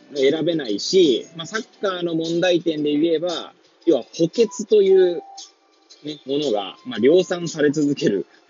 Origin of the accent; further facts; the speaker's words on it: Hachioji, Tokyo, Japan; moved away as an adult; now in Kamaishi, Japan; 八王子生まれ、八王子育ち、震災の前の年から、玉石で働く